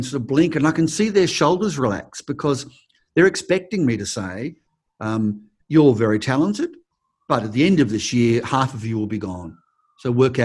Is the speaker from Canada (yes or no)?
no; Australia; also born or lived in United States; a lot of Americans don't even know we're Australian